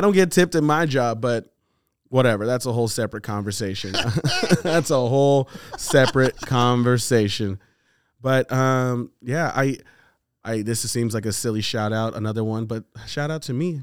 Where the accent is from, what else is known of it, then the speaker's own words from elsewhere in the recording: United States; I'm Nigerian. I'm the first black dude that was born in this country